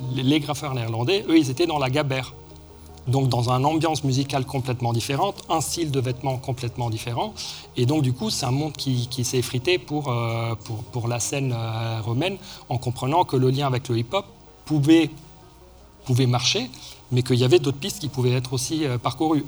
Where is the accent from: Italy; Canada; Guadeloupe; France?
Italy; Rome, Lazio; moved away; j'ai grandi à Rome entre autres